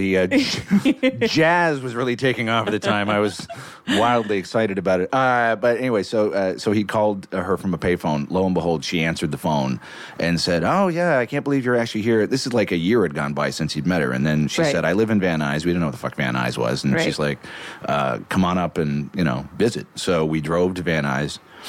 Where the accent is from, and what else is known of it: Toronto, Ontario, Canada